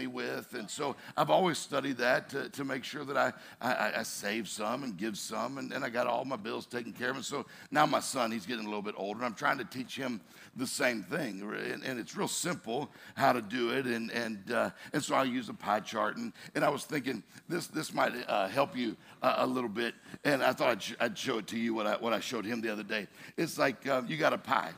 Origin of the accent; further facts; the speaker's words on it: Mississippi, United States; I'm from Mississippi